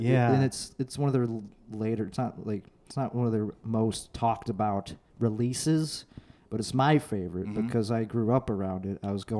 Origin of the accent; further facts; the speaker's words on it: suburbs of Chicago, Illinois, United States; In the suburbs of Chicago.